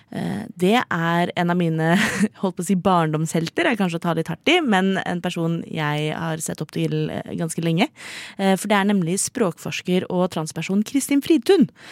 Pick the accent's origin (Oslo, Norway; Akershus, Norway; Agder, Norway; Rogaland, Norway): Oslo, Norway; 28 år gammel fra Oslo